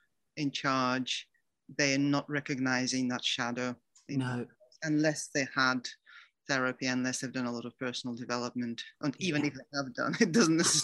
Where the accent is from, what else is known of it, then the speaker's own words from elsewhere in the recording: Moscow, Russia; Well, I thought I was living a very, very happy life in this wonderful Soviet state, which was so much better than anywhere else in the world.